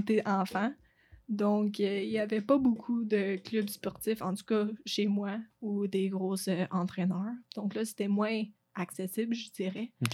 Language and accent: French; Lac-Brome, Quebec, Canada; accent: anglophone; first language English; French is a second language; moved away as an adult; now in Sherbrooke, Canada; je viens de Lac-Prom